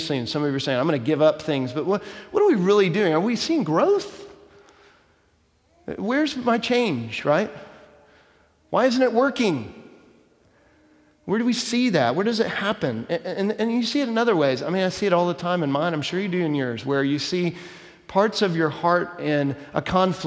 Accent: Dallas, Texas, United States; When I was a kid growing up in Dallas

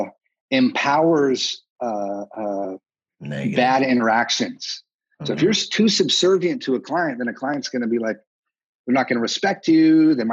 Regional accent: Texas, United States; I'm from Texas.

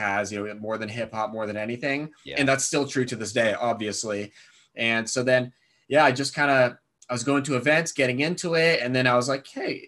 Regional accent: Thousand Oaks, California, United States; also born or lived in Santa Barbara; I grew up in Thousand Oaks, which is just outside of Los Angeles

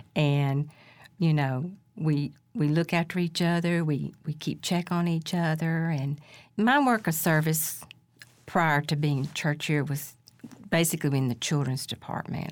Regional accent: Decatur, Alabama, United States; also born or lived in Cullman, Alabama; now in Holly Pond, United States; I grew up in Decatur

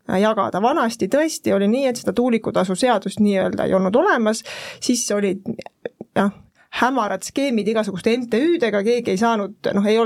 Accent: Pärnu, Pärnu County, Estonia; ma olen ise Pärnust pärit, väga hea rääkida sellel teemal kaasa

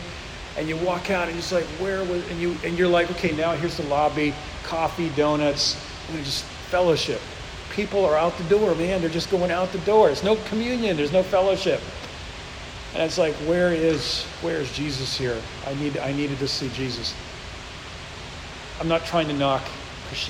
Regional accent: the North, United States; now in The Woodlands, Texas, United States; I'm from up north

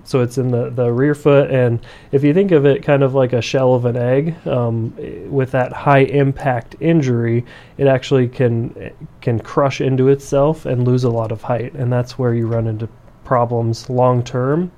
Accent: central Iowa, United States; moved away as an adult; now in Brookings, United States; I am originally from Iowa, central Iowa. Um, that's where I did all of my, my school and residency and everything

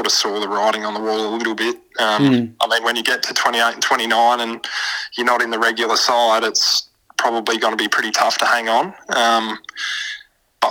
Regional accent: Port Pirie, South Australia, Australia; I was a young kid myself. My old man was involved in the local footy club in Piri

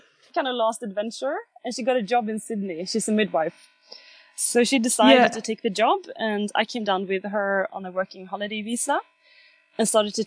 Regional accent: Sweden; I'm from Sweden, which is a very, very small country

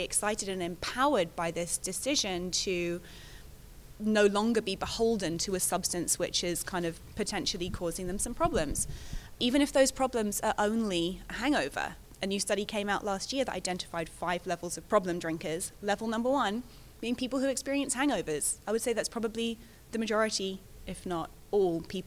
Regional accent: London, United Kingdom; I'm a Londoner

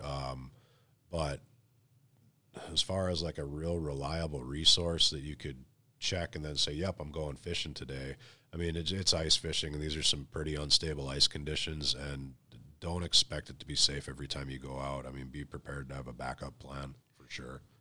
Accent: North Dakota, United States; moved away; I'm originally from North Dakota

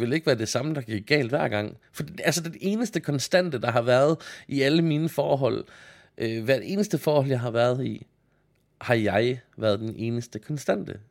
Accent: Denmark; jeg er jyde

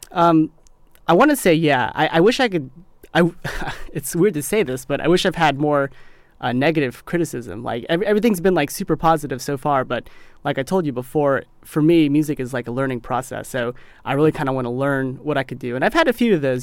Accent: Mississippi, United States; When I was growing up in Mississippi

